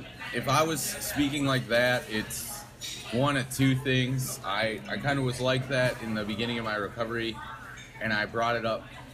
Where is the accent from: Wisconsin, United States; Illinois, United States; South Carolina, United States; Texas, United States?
Wisconsin, United States; now in St. Paul, United States; I grew up in Wisconsin. I currently live in St. Paul, Minnesota